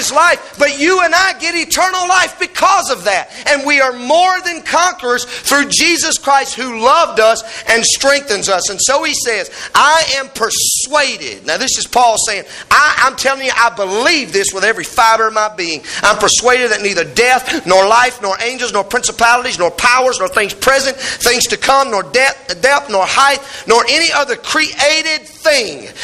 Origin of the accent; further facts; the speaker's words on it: United States; we're American